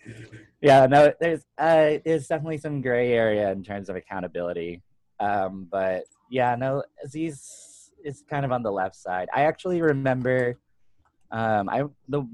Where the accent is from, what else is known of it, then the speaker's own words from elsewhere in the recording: the Poconos, Pennsylvania, United States; I grew up in the Poconos, which is kind of like a random rural tourist area